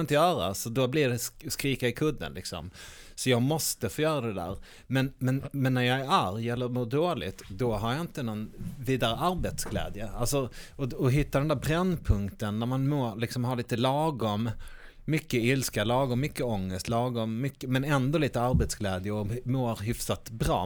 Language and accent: Swedish; Malmö, Skåne, Sweden; inne på Gamla Väster är jag uppvuxen